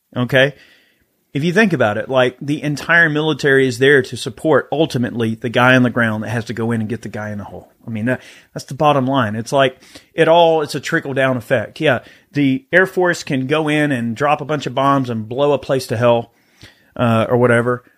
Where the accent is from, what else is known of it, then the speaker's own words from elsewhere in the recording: the South, United States; I grew up in the South. I grew up, you know, in the outdoors, hunting, fishing